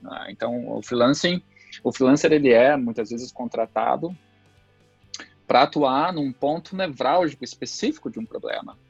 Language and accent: Portuguese; São Leopoldo, Rio Grande do Sul, Brazil; also born or lived in Passo Fundo; eu sou natural da cidade de Passo Fundo, aqui no próprio Rio Grande do Sul, é, e vivo já desde muito pequeno na cidade de São Leopoldo